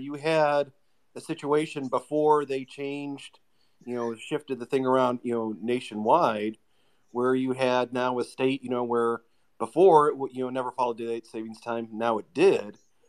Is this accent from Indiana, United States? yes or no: yes; Lake County, Indiana, United States; I grew up in Lake County, which is the northwesternmost county, which is, where Gary is. It's by Chicago.